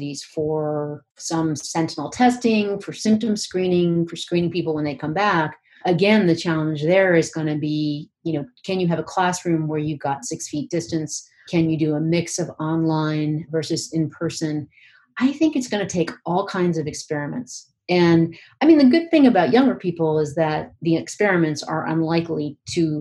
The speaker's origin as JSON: {"language": "English", "region": "Pennsylvania", "country": "United States", "said": "I'm from Pennsylvania"}